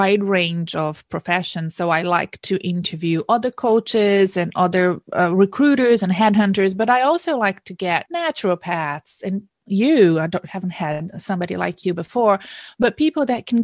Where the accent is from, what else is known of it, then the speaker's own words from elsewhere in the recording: Brazil; now in Australia; I'm from Brazil